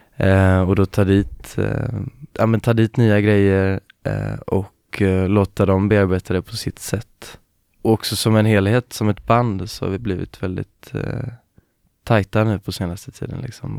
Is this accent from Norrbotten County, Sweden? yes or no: no; Gothenburg, Västra Götaland, Sweden; jag är från Göteborg